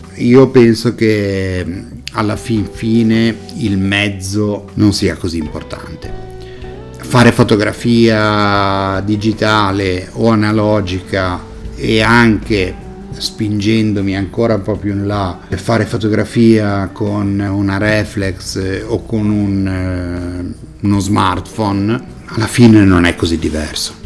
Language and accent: Italian; Genoa, Liguria, Italy; Sono nato a Genova, so però di madre francese, so, ho la doppia nazionalità.